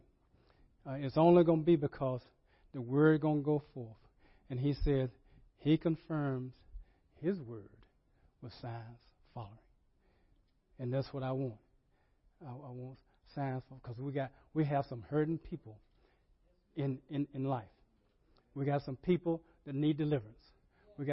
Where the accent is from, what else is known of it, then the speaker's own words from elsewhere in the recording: Rocky Mount, North Carolina, United States; when I was growing up in Ebenezer Baptist Church in Rocky Mountain, North Carolina.